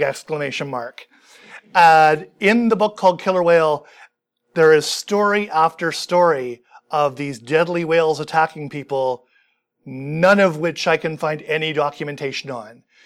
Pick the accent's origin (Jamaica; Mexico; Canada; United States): Canada; Vancouver, British Columbia; I grew up in Vancouver